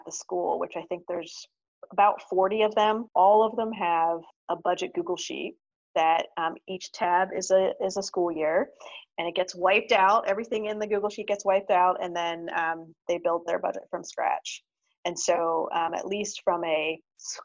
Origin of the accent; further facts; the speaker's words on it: Lancaster, Pennsylvania, United States; moved away; also born or lived in Madison, Wisconsin / Los Angeles, California; I'm originally from Lancaster, Pennsylvania, lived for 14 years in Madison